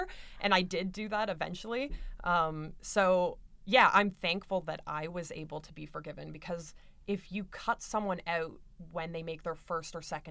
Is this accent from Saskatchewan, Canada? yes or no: no; London, Ontario, Canada; going to Western, growing up in London, it's so white